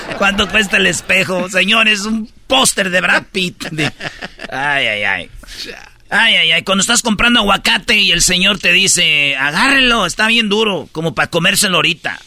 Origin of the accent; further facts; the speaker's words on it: Jiquilpan, Michoacán, Mexico; moved away; así en mi pueblo